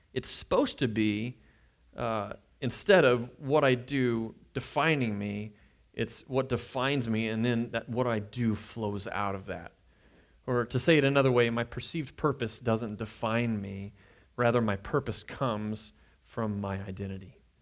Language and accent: English; Nebraska, United States; moved away as an adult; now in Kansas, United States; we moved here from Nebraska, I, I'd grown up there.